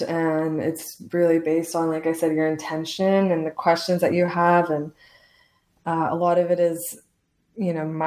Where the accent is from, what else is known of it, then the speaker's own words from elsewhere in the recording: Lebanon; also born or lived in Los Angeles, United States; now in Santa Teresa, Costa Rica; I'm from Lebanon and my family is Muslim